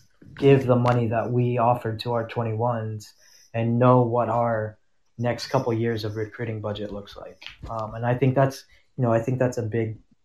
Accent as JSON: {"language": "English", "region": "Kansas", "country": "United States", "tie": "born or raised there", "moved": "as an adult", "lives_now": "Florida, United States", "said": "I grew up in Kansas and spent tons of time in Colorado and never had that problem. But since I moved to Florida"}